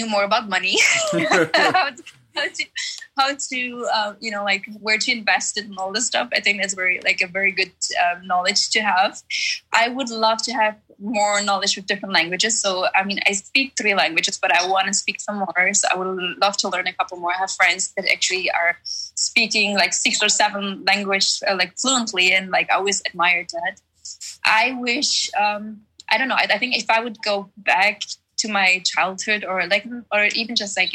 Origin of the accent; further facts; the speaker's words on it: Germany; English is a second language; moved away as an adult; also born or lived in Czech Republic / New York; now in Orange County, United States; I was born in Czech Republic and then raised in Germany later on.